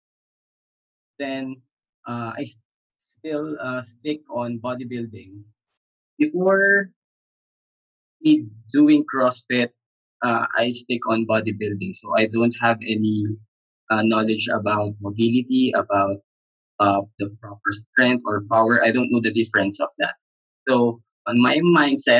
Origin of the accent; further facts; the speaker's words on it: Manila, Metro Manila, Philippines; I am from Manila, Philippines, and that is the center of Philippines